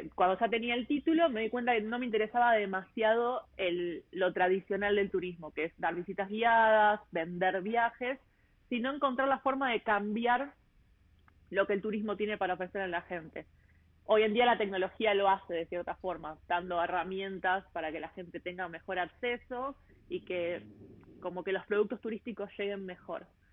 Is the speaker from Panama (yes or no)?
no; Buenos Aires, Argentina; moved away as an adult; also born or lived in Melbourne, Australia / Sydney, Australia; yo nací en Buenos Aires, en, en Ciudad Autónoma de Buenos Aires